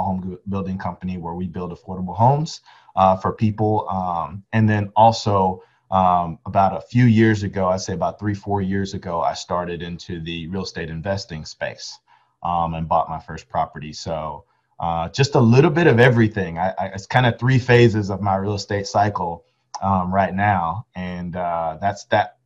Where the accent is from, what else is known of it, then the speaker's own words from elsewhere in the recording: Arlington, Texas, United States; I'm from Arlington, when I enrolled in the University of Texas at Arlington